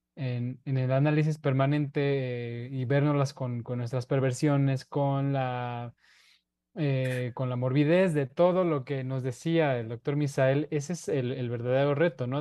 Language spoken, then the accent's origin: Spanish; Mexico; la identidad que tenemos como mexicanos